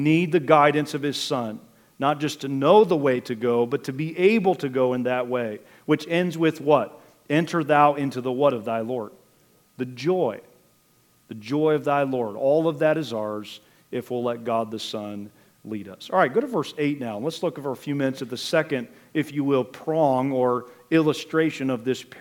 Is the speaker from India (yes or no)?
no; Richland County, Ohio, United States; also born or lived in Wooster, Ohio; now in Wayne County, United States; grew up over in Richland County